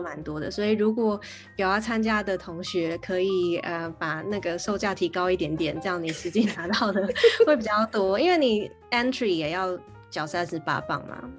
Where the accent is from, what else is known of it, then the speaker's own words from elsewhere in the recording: Taiwan; first language Chinese; moved away as an adult; also born or lived in Canada; now in London, United Kingdom; 在回台湾又要开始念书的时候